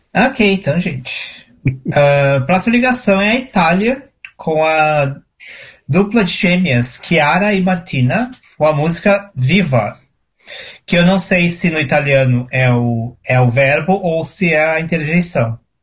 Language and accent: Portuguese; Porto Alegre, Rio Grande do Sul, Brazil; moved away; eu morava em Porto Alegre, eu sou de Porto Alegre